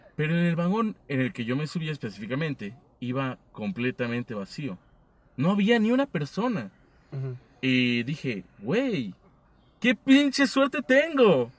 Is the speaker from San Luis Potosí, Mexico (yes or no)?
no; State of Mexico, Mexico; yo soy del Estado de México.